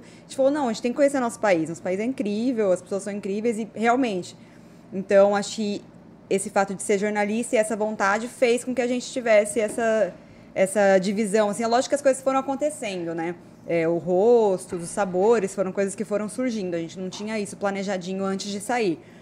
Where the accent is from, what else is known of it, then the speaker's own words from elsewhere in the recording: São Bernardo do Campo, São Paulo, Brazil; moved away as an adult; now in Cuiabá, Brazil; Eu sou de São Paulo